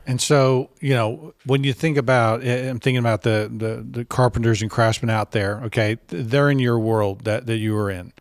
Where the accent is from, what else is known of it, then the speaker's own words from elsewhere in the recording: Texas, United States; also born or lived in Boston; I came back to Texas from Boston